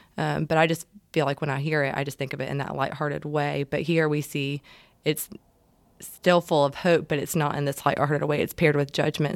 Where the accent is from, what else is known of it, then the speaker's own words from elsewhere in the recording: Savannah, Georgia, United States; I'm originally from Savannah and have had family that's lived on the water